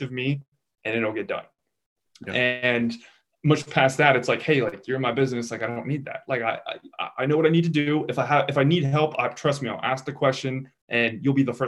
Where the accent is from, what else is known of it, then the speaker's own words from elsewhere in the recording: Kansas City, Missouri, United States; I grew up in Kansas City, Missouri